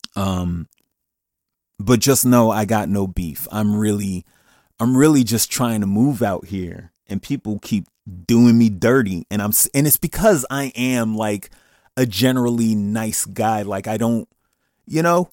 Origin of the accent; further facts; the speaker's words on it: Paterson, New Jersey, United States; I'm from Patterson